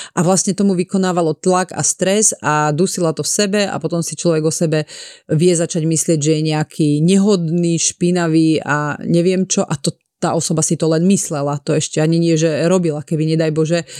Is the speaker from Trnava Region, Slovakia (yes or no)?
yes; Piešťany, Trnava Region, Slovakia; now in Bratislava, Slovakia; ja som z Piešťan a my sme hovorili, idem pri školu